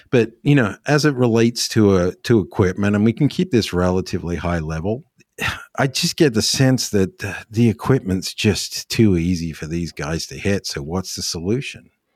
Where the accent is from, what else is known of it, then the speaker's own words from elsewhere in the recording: Australia; as an Australian